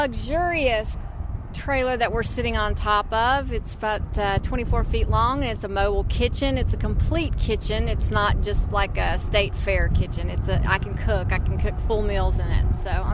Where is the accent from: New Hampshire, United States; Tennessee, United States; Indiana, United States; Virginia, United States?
Tennessee, United States; moved away as an adult; now in North Dakota, United States; I'm from Tennessee, and we're in hell in North Dakota.